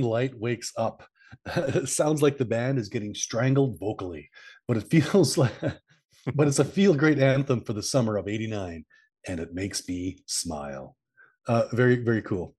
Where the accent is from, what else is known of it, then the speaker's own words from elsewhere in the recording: Canada; I'm from Canada.